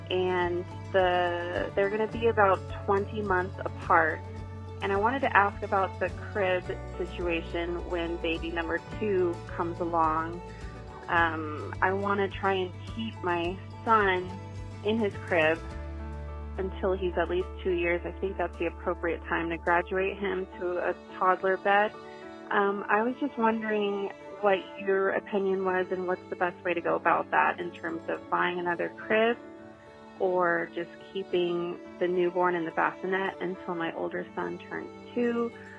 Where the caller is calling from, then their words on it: Danville, California, United States; I'm calling from Danville, California.